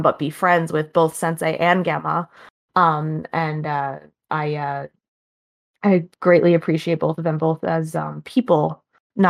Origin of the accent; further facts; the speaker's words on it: Maine, United States; also born or lived in Buffalo, New York; we ended up moving back to my home state of Maine